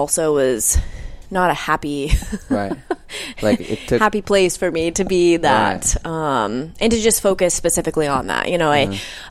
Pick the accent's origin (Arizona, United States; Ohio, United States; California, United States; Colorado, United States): Colorado, United States; Denver; also born or lived in Florida; born and raised in Denver, Colorado.